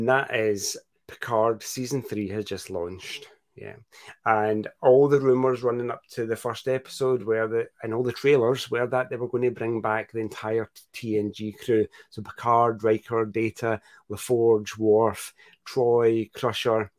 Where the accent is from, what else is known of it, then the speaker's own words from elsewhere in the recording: Scotland, United Kingdom; the 5 million people that live in my country